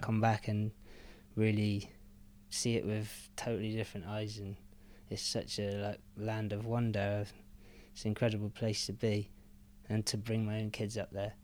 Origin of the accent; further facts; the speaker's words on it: Penzance, South West England, United Kingdom; moved away; also born or lived in Newlyn; I grew up in Newlyn, and then we moved to Penzance when I was seven or eight.